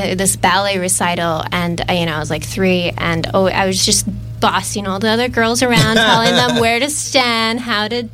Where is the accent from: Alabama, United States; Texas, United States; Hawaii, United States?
Hawaii, United States; Oahu; I'm born and raised from Oahu, Hawaii